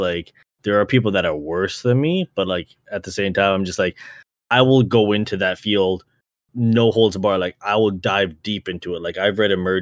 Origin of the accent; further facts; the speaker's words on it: Brampton, Ontario, Canada; because I grew up in Brampton